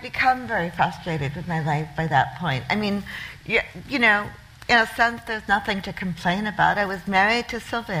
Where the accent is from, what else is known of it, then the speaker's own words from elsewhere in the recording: New Zealand; moved away as an adult; also born or lived in Connecticut, United States; now in New York, United States; my family emigrated to New Zealand from the U.S., from a town, on the northeast, in a blue-collar town in Connecticut, at the end of the 60s. So I partly grew up in New Zealand. I went to high school and I went to university in New Zealand.